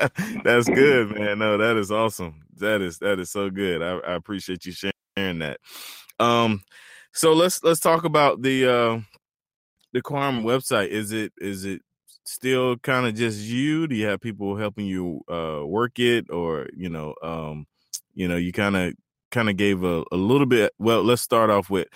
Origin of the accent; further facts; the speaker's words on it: Turkey, North Carolina, United States; there's actually a place in North Carolina called Turkey. That's where I was born and raised